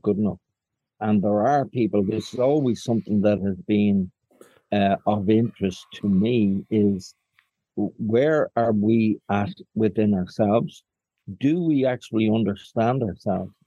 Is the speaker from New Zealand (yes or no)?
no; Dublin, Leinster, Ireland; also born or lived in Falls Road, Belfast, Northern Ireland; I was born on the Falls Road into a family where my father was very Republican and an activist, I was reared in Dublin by my mother when they split